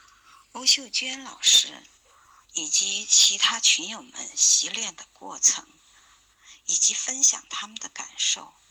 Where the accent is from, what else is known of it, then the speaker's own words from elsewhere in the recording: Chengdu, Sichuan, China; 大家好，我是来自成都的